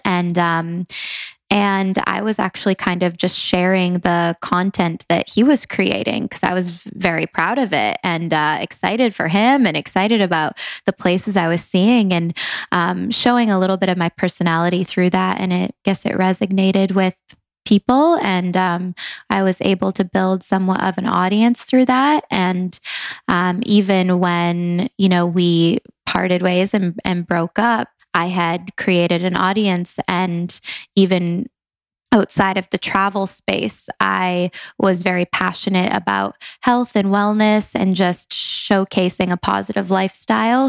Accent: Langley, British Columbia, Canada; moved away as an adult; now in Los Angeles, United States; I'm from Langley, Canada, a small town, but moved to LA um, three

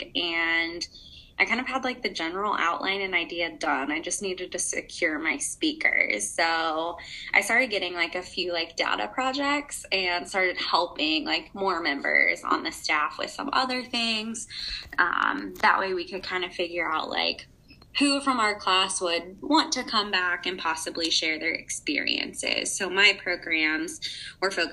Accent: rural Indiana, United States; I'm from the middle of nowhere, Indiana

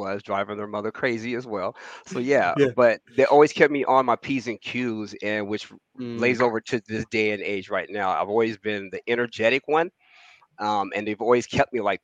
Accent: Olympia, Washington, United States; I'm born and raised in Washington State

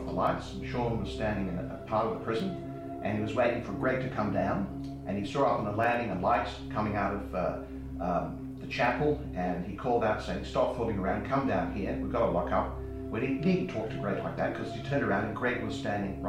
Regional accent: South Australia, Australia; now in Western Australia, Australia; I'm originally from South Australia

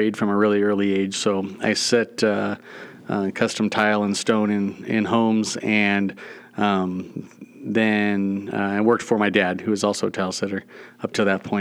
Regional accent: San Diego, California, United States; moved away as an adult; also born or lived in Norcross, Georgia / Burkina Faso; now in Montana, United States; So we grew up in San Diego area

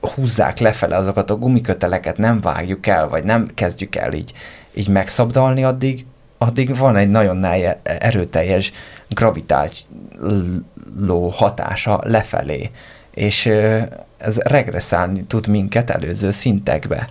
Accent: Hungary; magyar vagyok

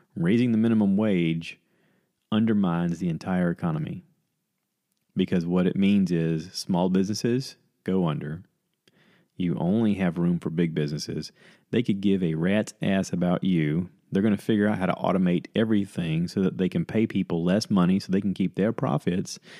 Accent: United States

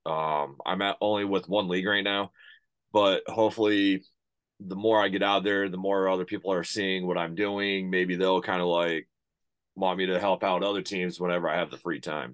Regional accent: United States; also born or lived in United Kingdom; I'm as an American

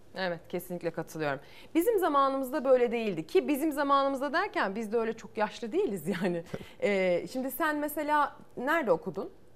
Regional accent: İzmir, Turkey; Ben de İzmir'in ilçesinde büyüdüm

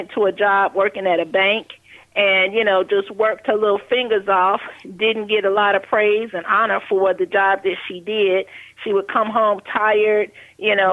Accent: Chicago, Illinois, United States; I grew up in Chicago on the West Side

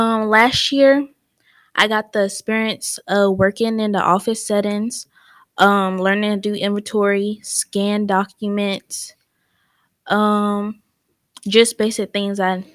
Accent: Fayetteville, North Carolina, United States; I was born and raised in Fayetteville.

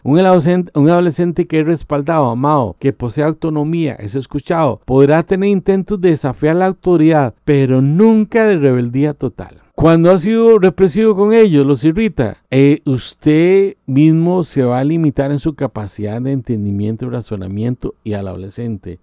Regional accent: Costa Rica; si vives en mi país, Costa Rica

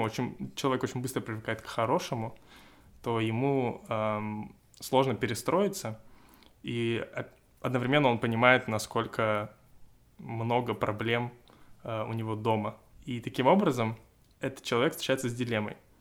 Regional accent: Russia; я из России

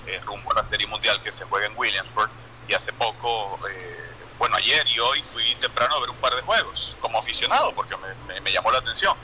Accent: Venezuela; moved away; los que somos venezolanos y vivimos en el exterior

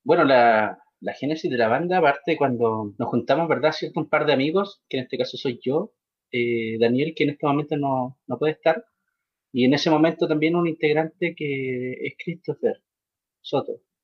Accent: Coyhaique, Aysén, Chile; mi Patagonia, en mi tierra

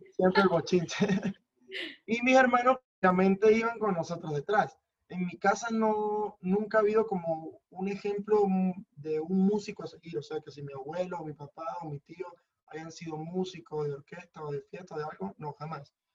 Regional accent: Mérida, Venezuela; moved away as an adult; now in Madrid, Spain; vengo de la ciudad de Mérida.

